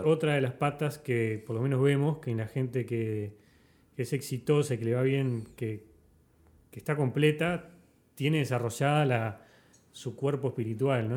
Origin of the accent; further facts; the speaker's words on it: Montevideo, Uruguay; also born or lived in United States; yo soy de Montevideo, nací en Montevideo, viví toda mi vida en Montevideo